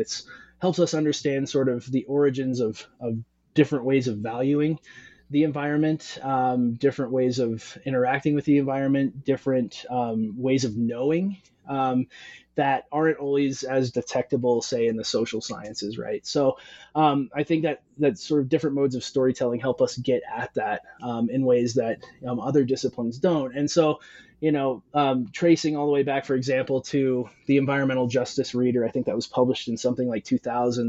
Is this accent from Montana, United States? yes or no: yes; Western Montana, United States; now in Arizona, United States; I'm originally from from Western Montana, and I grew up. Um, fly fishing, uh, whitewater rafting, spending a lot of time around streams and water